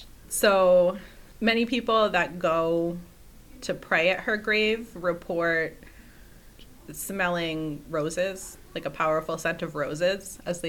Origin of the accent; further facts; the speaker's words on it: Rhode Island, United States; Growing up in Rhode Island